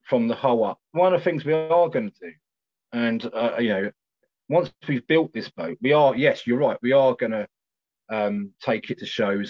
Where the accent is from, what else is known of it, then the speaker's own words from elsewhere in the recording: South East England, United Kingdom; You know, we come from Kent, and you know, one of the lads comes quite a long way, actually.